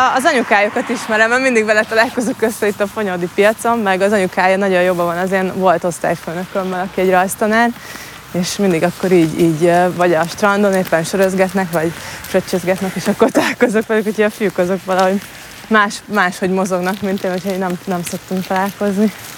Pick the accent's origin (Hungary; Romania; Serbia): Hungary; Marcali, Somogy; moved away as an adult; also born or lived in Budapest; itt nőttem fel a Balatonpartján